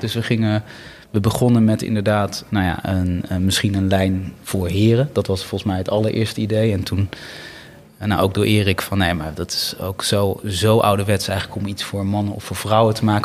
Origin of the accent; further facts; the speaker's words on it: Bennekom, Gelderland, Netherlands; moved away; also born or lived in Sri Lanka / Amsterdam; in het kleine dorpje Bennekom waar ik ben opgegroeid.